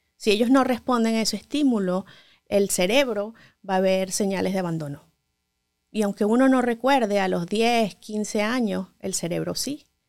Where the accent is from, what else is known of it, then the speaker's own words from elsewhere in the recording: Venezuela; moved away as an adult; now in Los Angeles, United States; Como muchos médicos venezolanos